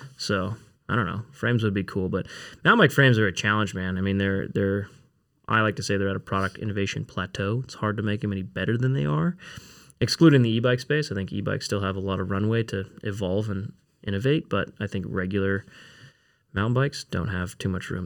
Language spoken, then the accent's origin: English; Newbury Park, California, United States; I grew up in Newbury Park, California